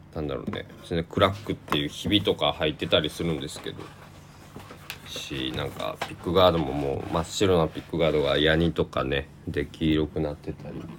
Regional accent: Kochi, Japan; now in Takamatsu, Japan; 台風銀座の高知県で生まれ育った僕

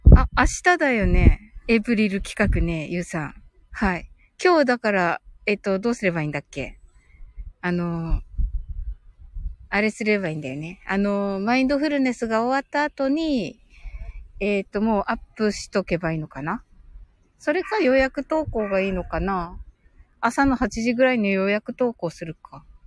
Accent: Kyushu, Japan; 私九州人

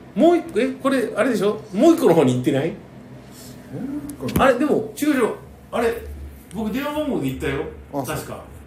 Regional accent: rural Gifu, Japan; born or raised there; moved away

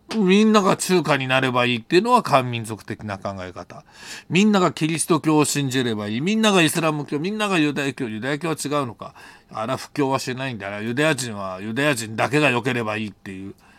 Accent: Japan; 「日本人だ」って言ったら

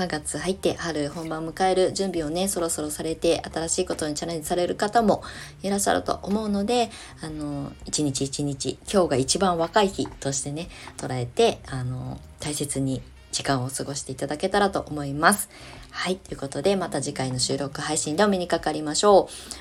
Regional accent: Kasama, Ibaraki, Japan; moved away as an adult; also born or lived in Shonan; 私の故郷、茨城県笠間市

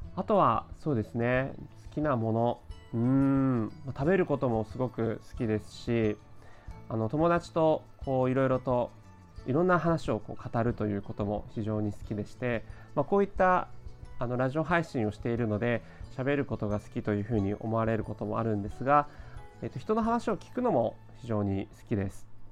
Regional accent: Tokyo, Japan; 生まれも育ちも東京

